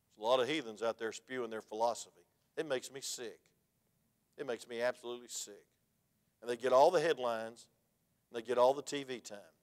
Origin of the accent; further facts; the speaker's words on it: United States; I was from DeKalb County